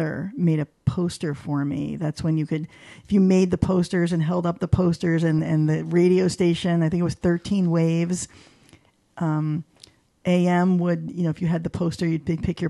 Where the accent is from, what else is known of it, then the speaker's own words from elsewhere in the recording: East Haven, Connecticut, United States; I was born and raised in East Haven, Connecticut